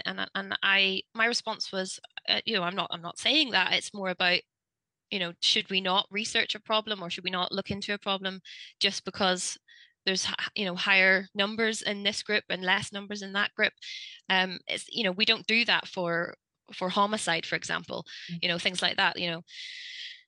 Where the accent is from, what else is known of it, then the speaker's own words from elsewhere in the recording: Northern Ireland, United Kingdom; now in Wales, United Kingdom; I'm originally from Northern Ireland, but I moved to Wales about 10 years ago now